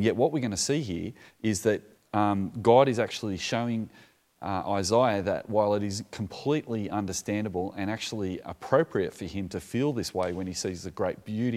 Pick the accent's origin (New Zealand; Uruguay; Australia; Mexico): Australia; I'm from Australia